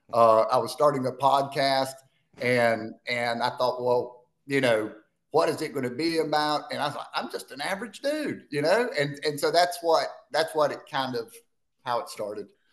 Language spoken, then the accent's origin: English; Spartanburg, South Carolina, United States; I was born and raised in Spartanburg, South Carolina